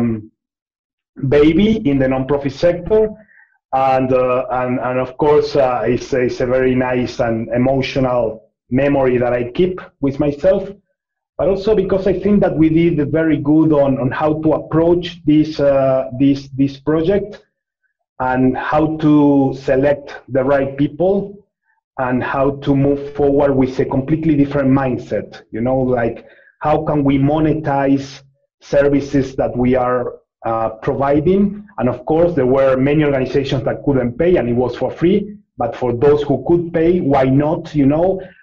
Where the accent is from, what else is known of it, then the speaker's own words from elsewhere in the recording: Argentina; I'm from Argentina